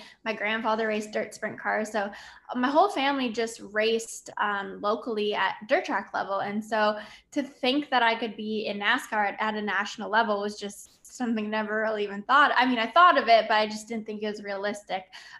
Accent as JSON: {"language": "English", "country": "Canada", "said": "I really utilize my story as, you know, being a Canadian female and having to work really hard"}